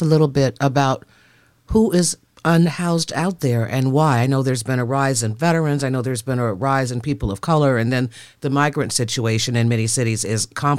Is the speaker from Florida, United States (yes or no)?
no; Chicago, Illinois, United States; Chicago, my hometown